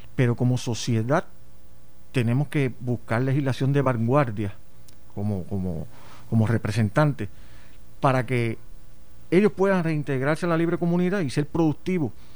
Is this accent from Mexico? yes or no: no; Puerto Rico; aquí este, en, nuestro territorio, la colonia